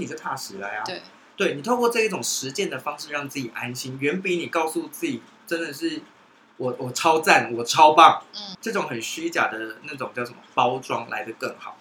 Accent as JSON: {"language": "Chinese", "country": "Taiwan", "said": "其实我觉得生在台湾很幸福欸"}